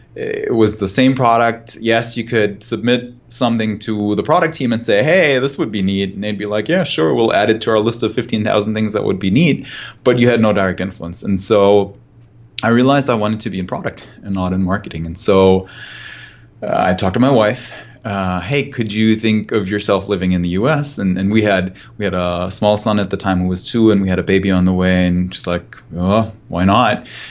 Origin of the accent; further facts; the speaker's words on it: Germany; moved away; I'm, I'm German, I'm from Germany